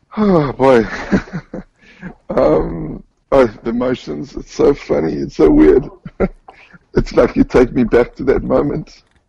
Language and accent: English; Johannesburg, Gauteng, South Africa; moved away as an adult; now in Israel; Um, so I was born and raised in South Africa, in Johannesburg.